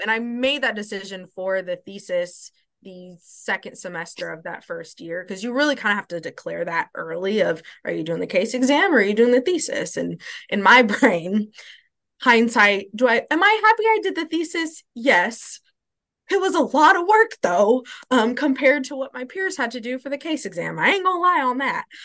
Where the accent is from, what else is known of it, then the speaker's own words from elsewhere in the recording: Louisville, Kentucky, United States; moved away as an adult; also born or lived in Columbus, Ohio; now in Nashville, United States; I grew up in Louisville, Kentucky